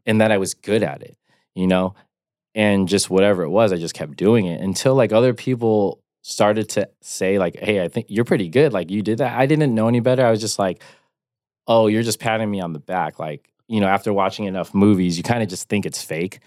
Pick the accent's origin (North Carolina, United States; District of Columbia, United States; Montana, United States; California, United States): California, United States; Rancho Cucamonga; I grew up in the suburbs of Rancho Cucamonga in the Inland Empire, um, Southern California.